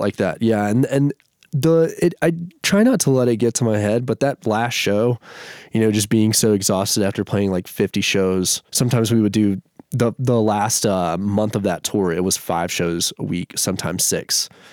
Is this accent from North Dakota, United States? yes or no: no; Shreveport, Louisiana, United States; now in Denver, United States; Shreveport, Louisiana, it's like northwest Louisiana, about three hours from Dallas